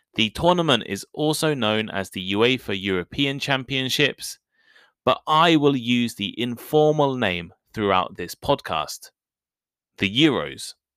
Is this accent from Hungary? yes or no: no; United Kingdom; accent: British English; I am British. And I also speak British English